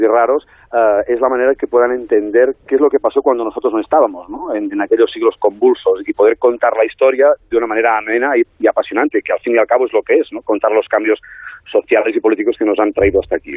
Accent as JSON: {"language": "Spanish", "town": "Besalú", "region": "Catalonia", "country": "Spain", "tie": "born or raised there", "said": "mi pueblo natal, en mi pueblo natal que es Besalú"}